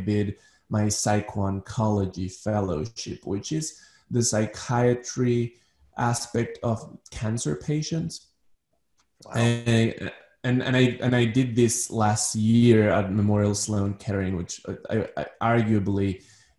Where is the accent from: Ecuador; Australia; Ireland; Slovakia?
Ecuador; moved away as an adult; now in Manhattan, United States; So I'm originally from Ecuador. I was born in Ecuador. I'm part Danish. But most of my life I lived in Ecuador.